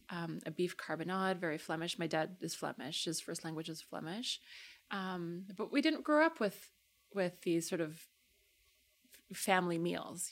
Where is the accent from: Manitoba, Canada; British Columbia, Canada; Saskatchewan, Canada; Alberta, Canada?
Alberta, Canada; Calgary; also born or lived in London, Ontario / Toronto; I grew up in Calgary.